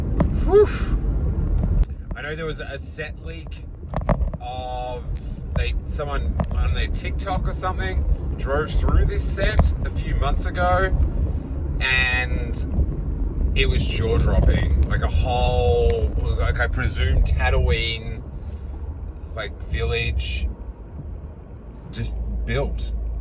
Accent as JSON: {"language": "English", "country": "Australia", "tie": "born or raised there", "said": "Like, just growing up in Australia, in this little town, and reading like the Star Wars making of books"}